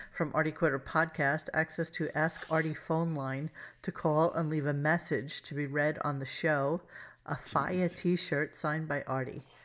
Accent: New York City, New York, United States; everybody I grew up with in Brooklyn

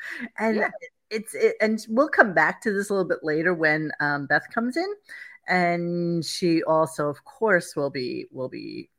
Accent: New York City, New York, United States; Growing up in Brooklyn, we had steam heat and we had radiators.

